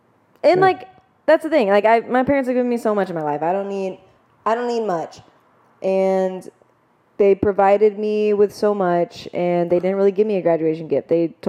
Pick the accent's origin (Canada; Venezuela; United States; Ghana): United States; As an American, I'm offended.